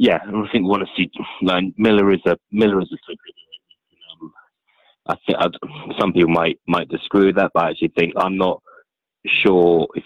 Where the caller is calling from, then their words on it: London, United Kingdom; calling from London.